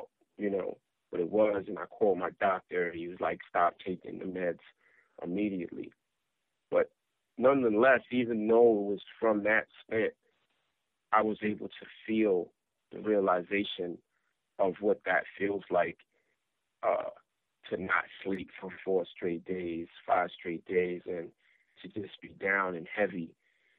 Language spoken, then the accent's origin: English; New York City, New York, United States; growing up in South Jamaica, Queens